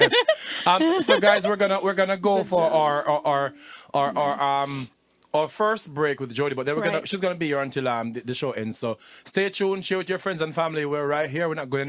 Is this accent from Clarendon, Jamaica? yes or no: yes; Clarendon, Jamaica; also born or lived in Spanish Town, St. Catherine, Jamaica; even though I'm Clarendonian, but the only thing is, I'm actually born at Spanish on Hospital. Yeah, but me not take same catching at all. I do not say I'm from St. Catherine. I'm also from North Clarendon.